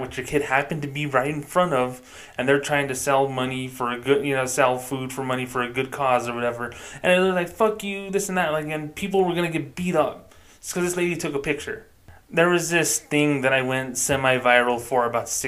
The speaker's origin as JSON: {"language": "English", "town": "Socorro", "region": "New Mexico", "country": "United States", "tie": "born or raised there", "said": "I grew up in a little tiny town, Socorro, New Mexico"}